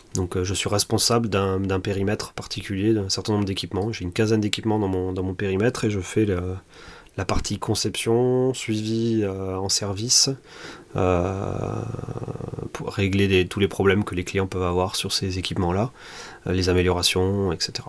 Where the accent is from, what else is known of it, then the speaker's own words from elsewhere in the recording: Toulouse, Occitania, France; je suis toulousain mon père travaille dans l'aéronautique